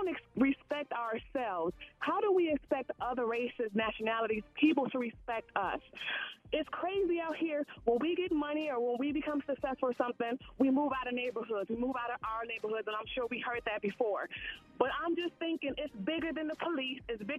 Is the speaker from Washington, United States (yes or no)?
no; Chicago, Illinois, United States; I'm from Chicago